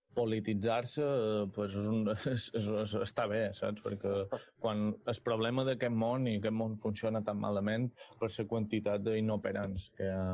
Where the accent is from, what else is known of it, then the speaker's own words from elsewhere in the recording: Mallorca, Balearic Islands, Spain; som mallorquí